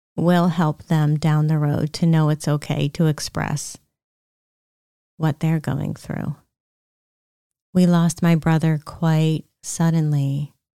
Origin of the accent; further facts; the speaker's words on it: Pennsylvania, United States; We were raised in Pennsylvania